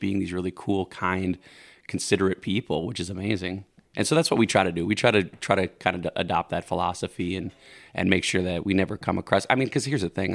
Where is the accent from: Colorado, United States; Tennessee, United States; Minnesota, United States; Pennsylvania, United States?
Minnesota, United States; St. Cloud; moved away as an adult; now in Woodbury, United States; I'm from St. Cloud originally